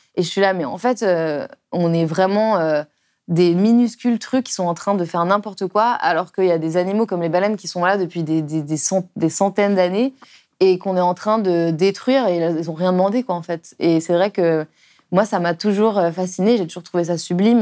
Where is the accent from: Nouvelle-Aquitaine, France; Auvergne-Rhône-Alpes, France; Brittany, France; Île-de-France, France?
Auvergne-Rhône-Alpes, France; Lyon; now in Paris, France; quand j'étais enfant à Lyon, enfin en banlieue lyonnaise